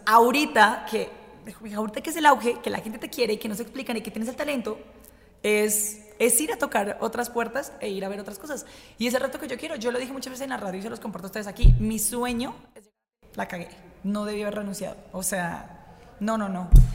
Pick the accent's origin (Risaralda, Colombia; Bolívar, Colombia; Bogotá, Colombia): Bogotá, Colombia; accent: mix of Colombian accents; moved away as an adult; also born or lived in Barranquilla, Colombia; now in Puebla, Mexico; Bogotá, porque yo no nací en Bogotá, Bogotá es la ciudad en la que me crié.